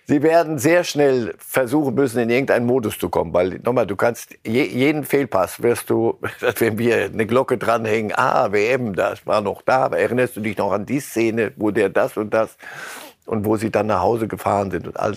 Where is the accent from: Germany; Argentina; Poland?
Argentina; wir sind Argentinier.